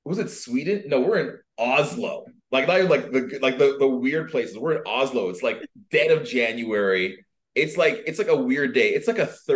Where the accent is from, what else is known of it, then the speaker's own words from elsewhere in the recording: Canada; moved away as an adult; I'm a Canadian refugee